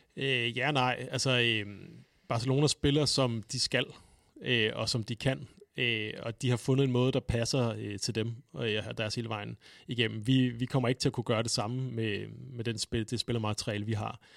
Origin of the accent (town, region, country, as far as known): Denmark